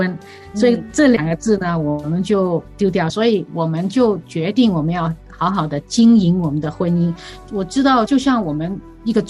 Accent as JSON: {"language": "Chinese", "country": "Hong Kong", "lives_now": "United States", "said": "是的，我们两个都是从香港来的。那我们呢，在香港呢，其实我们所住的那个地方呢，走路大概两分钟而已。"}